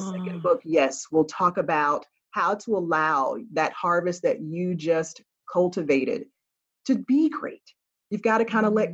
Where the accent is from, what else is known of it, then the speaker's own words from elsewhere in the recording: Florida, United States; I'm a Florida girl